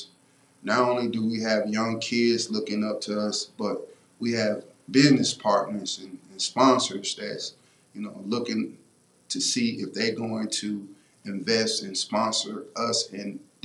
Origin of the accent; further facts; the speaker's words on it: Houston, Texas, United States; moved away; also born or lived in McCook, Nebraska; I was coming from College Park in the south side of Houston